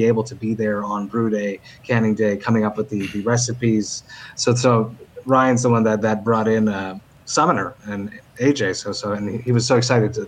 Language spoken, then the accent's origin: English; Quebec, Canada; Quebec where I'm from